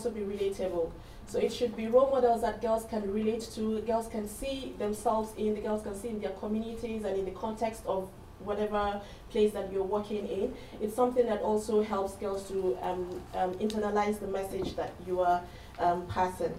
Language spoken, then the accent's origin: English; Nigeria; I'm from Nigeria.